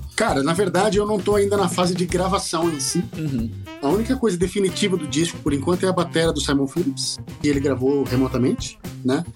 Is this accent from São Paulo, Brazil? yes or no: yes; São Paulo, Brazil; eu sou de São Paulo